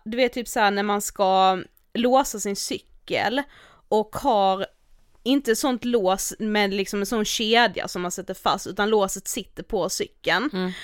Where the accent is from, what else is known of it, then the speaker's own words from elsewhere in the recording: Karlshamn, Blekinge, Sweden; now in Stockholm, Sweden; hemma i Karlshamn